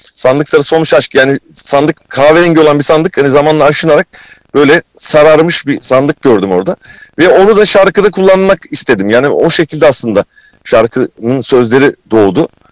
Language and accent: Turkish; Kırklareli, Turkey; Kırklareli'yim. Öncelikle Kırklareli'de doğdum.